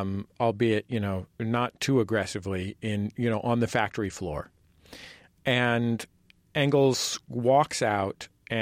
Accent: San Francisco, California, United States; I was born and raised in California

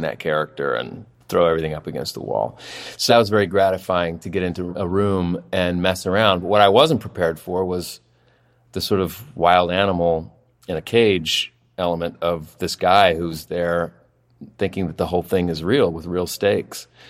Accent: Oklahoma City, Oklahoma, United States; also born or lived in Los Angeles; now in Austin, United States; I'm very fond of my childhood, having grown up there.

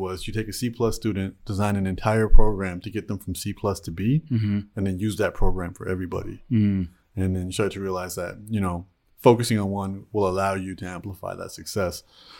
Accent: Toronto, Ontario, Canada; I was born and raised in Toronto, Canada.

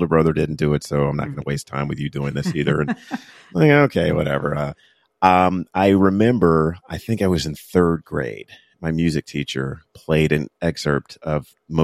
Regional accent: Fayetteville, North Carolina, United States; when I was growing up in Fayetteville, North Carolina

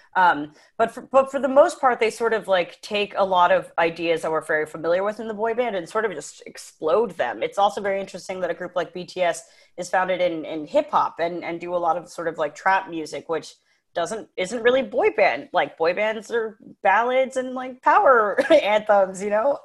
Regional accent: United States; I'm an American

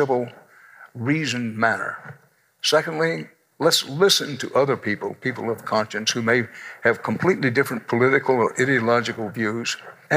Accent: Houston, Texas, United States; moved away as an adult; now in New York, United States; I'm Texan to the core, I'm Texas born, Texas bred, and when I die, I will be Texas dead

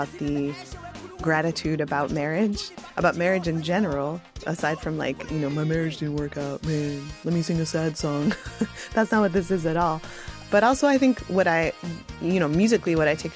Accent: United States; as a white American kid

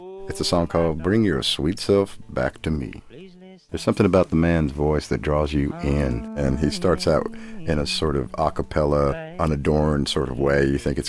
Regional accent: Nashville, Tennessee, United States; I grew up in Nashville in the 60s. My folks were from Brooklyn, and they just moved down to Nashville, and it was like they'd moved to the moon. and I was a young man with hair down to my butt.

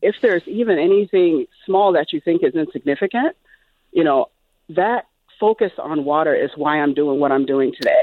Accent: Liberia; moved away; also born or lived in Minnesota; I grew up, um, in Liberia, West Africa

